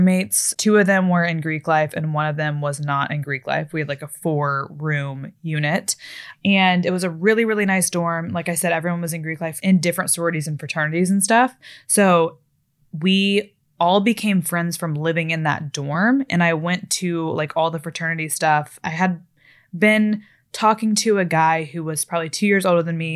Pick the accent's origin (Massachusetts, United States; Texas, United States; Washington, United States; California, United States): Texas, United States; Fort Worth; also born or lived in Florida; growing up in Florida and in Texas, especially later in Texas in Fort Worth.